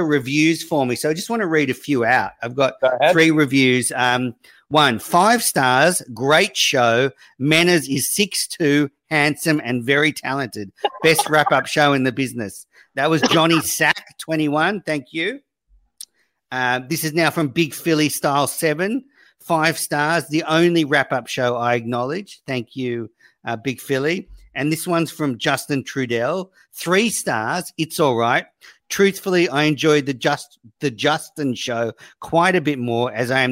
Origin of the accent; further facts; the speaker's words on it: Australia; I'm an Aussie